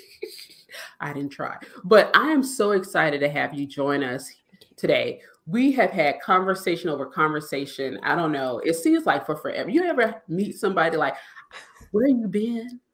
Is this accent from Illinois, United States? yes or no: no; South Carolina, United States; I'm from South Carolina